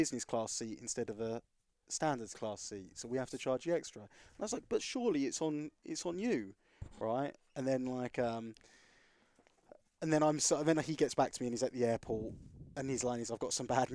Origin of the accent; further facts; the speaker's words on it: Essex, East of England, United Kingdom; I'm from Essex.